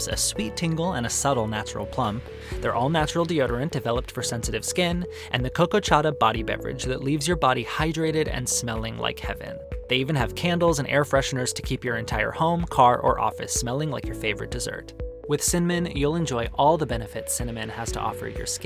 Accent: Arizona, United States; One of the best things about growing up in Arizona is that there's incredible Mexican food on every street corner

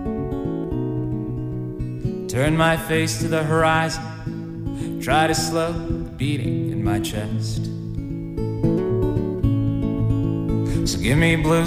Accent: Weston, Massachusetts, United States; also born or lived in Wakefield, Massachusetts; born and raised, mostly in the Boston suburbs, but Massachusetts, born and raised

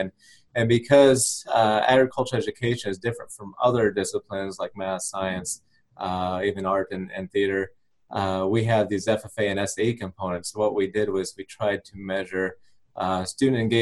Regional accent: Nebraska, United States; moved away as an adult; also born or lived in Missouri / Florida / Louisiana; now in Virginia, United States; after growing up in Nebraska

